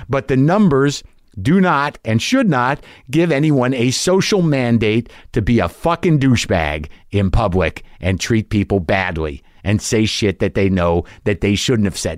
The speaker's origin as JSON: {"language": "English", "country": "United States", "said": "as an American"}